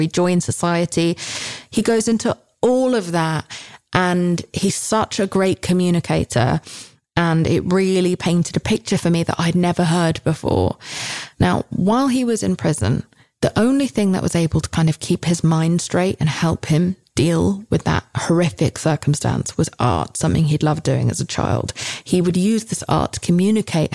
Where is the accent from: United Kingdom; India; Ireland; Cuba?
United Kingdom; as a Brit